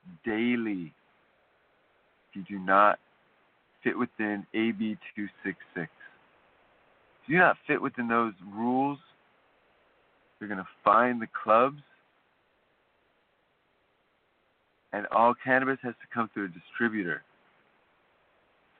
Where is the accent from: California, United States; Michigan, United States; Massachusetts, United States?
California, United States; As a Californian